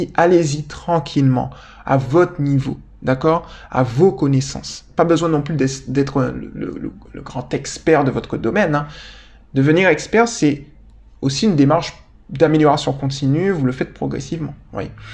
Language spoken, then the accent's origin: French; Guadeloupe; moved away; je viens de Guadeloupe